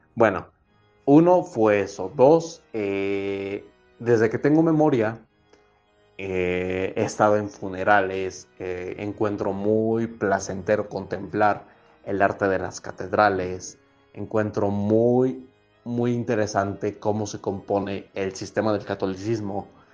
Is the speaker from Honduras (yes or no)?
no; Mexico; como todo mexicano